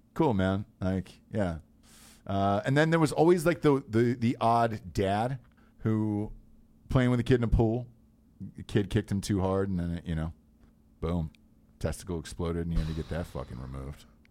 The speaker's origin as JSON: {"language": "English", "region": "Georgia", "country": "United States", "tie": "born or raised there", "said": "I grew up in Georgia"}